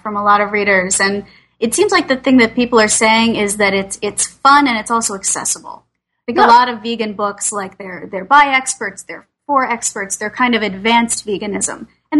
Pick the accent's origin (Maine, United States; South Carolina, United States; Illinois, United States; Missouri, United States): Missouri, United States; Kansas City; now in New York City, United States; I grew up in Kansas City, and it seemed very normal.